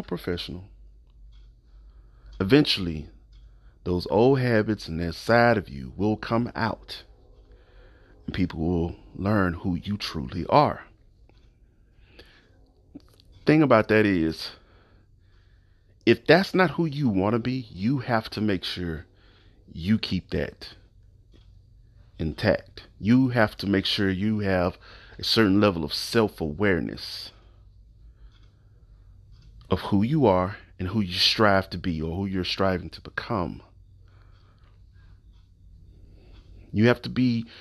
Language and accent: English; the South, United States; I'm from the South. I'm a Southern guy.